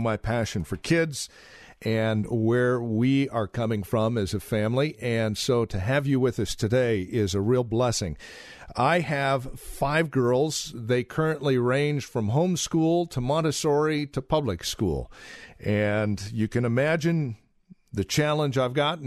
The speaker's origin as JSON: {"language": "English", "town": "Yreka", "region": "California", "country": "United States", "tie": "born or raised there", "said": "I was raised in Yreka, California."}